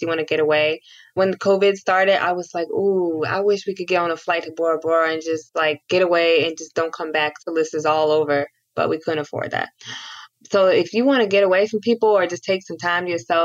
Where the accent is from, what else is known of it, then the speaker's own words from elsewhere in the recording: Cleveland, Ohio, United States; I grew up watching LeBron in Cleveland.